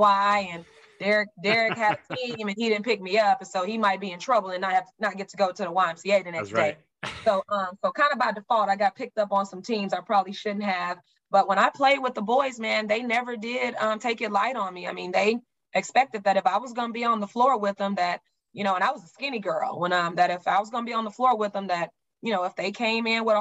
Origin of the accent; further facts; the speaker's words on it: Oklahoma City, Oklahoma, United States; also born or lived in Spencer, Oklahoma; now in Houston, United States; I'm a city girl. I grew up in Oklahoma City, lived a little city life, but it's slow. Houston was very fast when I got here